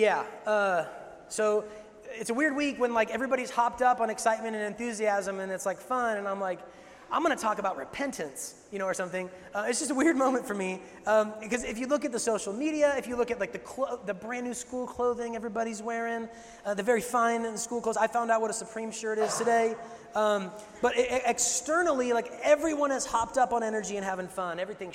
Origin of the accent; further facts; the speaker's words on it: Seattle, Washington, United States; moved away; I grew up in Seattle